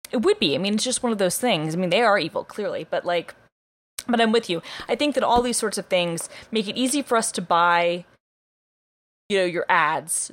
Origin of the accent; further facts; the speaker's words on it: Atlanta, Georgia, United States; I'm like from Atlanta